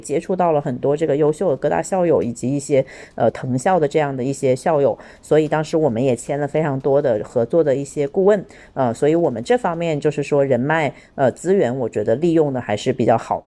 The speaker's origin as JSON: {"language": "Chinese", "town": "Shenzhen", "region": "Guangdong", "country": "China", "tie": "born or raised there", "said": "我现在在广东省的深圳啊，然后我在深圳的福田区。呃，因为深圳也是我的家乡，就是我在这里长大，呃，然后是一个很典型的深圳女孩"}